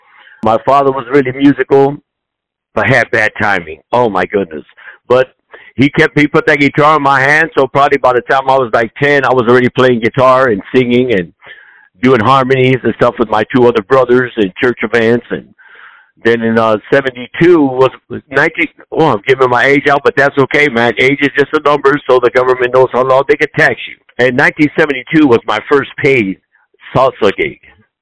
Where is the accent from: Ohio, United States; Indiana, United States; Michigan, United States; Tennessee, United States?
Ohio, United States; Lorain; moved away as an adult; also born or lived in Kansas City; The town I grew up in Ohio, Lorain, Ohio, which is right on just 20 miles west of Cleveland, Ohio.